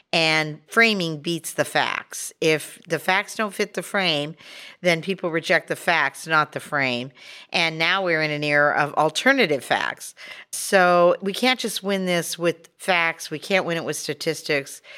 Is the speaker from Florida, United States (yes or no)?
no; Montana, United States; moved away; And I'm originally from Montana, so that's a big initiative state where people really like having their say.